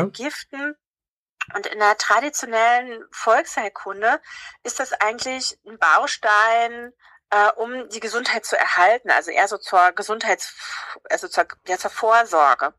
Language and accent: German; Havelland, Brandenburg, Germany; ich komme aus dem Havelland